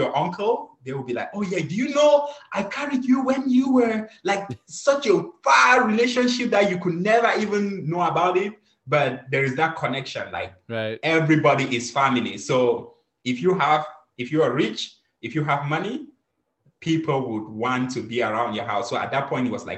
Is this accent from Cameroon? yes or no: yes; Cameroon; moved away; I'm originally from Cameroon. Growing up in Cameroon, we had 6 farms